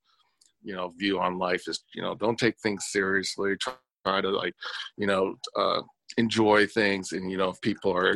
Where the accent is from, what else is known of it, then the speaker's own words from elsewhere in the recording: Elyria, Ohio, United States; Born and raised in Elyria, Ohio